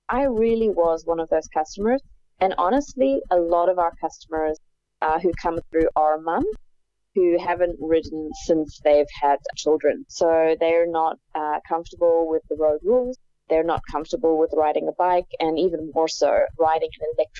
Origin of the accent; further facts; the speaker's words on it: South Africa; moved away as an adult; I grew up in South Africa where you weren't really out and about a lot on the streets as a kid